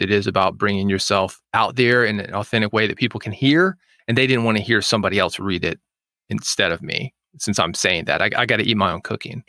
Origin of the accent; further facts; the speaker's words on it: Nashville, Tennessee, United States; I was born in Nashville